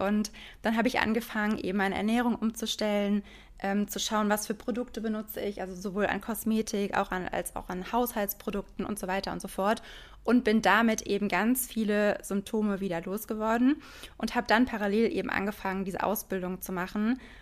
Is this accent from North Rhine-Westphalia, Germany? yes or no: no; Frankfurt, Hesse, Germany; ich komme aus Frankfurt